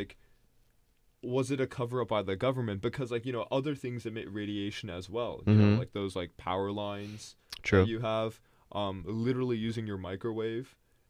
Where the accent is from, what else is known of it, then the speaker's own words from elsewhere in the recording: Canada; I'm Canadian